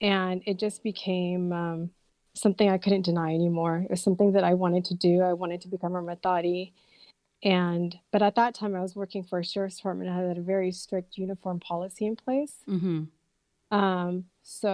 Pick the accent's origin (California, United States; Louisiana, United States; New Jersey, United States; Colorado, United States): California, United States; Fremont; also born or lived in Birmingham, England / Union City, California; I grew up in Fremont, pretty much went to elementary school, junior high, and high school in Fremont